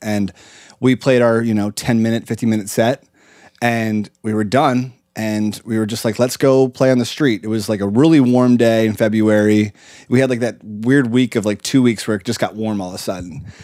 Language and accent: English; Lancaster, Pennsylvania, United States; moved away; we grew up in Lancaster, Pennsylvania, at a really great school called Conestoga Valley